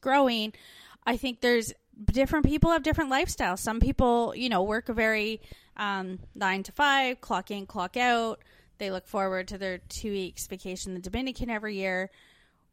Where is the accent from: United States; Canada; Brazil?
Canada; moved away as an adult; now in Australia; growing up in Canada